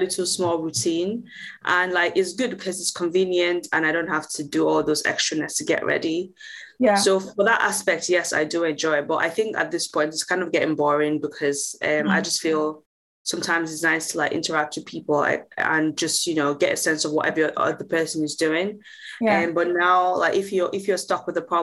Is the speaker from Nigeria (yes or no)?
yes; Nigeria; moved away as an adult; now in Manchester, United Kingdom; I am originally Nigerian